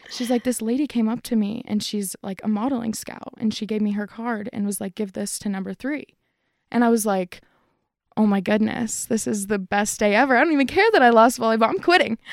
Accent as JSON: {"language": "English", "town": "Parker", "region": "Colorado", "country": "United States", "tie": "born or raised there", "said": "I'm from Colorado. I was born and raised."}